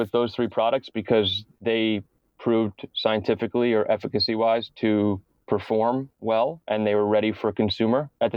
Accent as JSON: {"language": "English", "town": "New York City", "region": "New York", "country": "United States", "said": "things that I would see in the East River in Manhattan, being a New Yorker"}